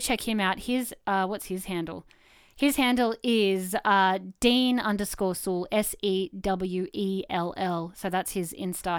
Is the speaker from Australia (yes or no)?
yes; Canberra, Australian Capital Territory, Australia; now in Wollongong, Australia; Growing up in Canberra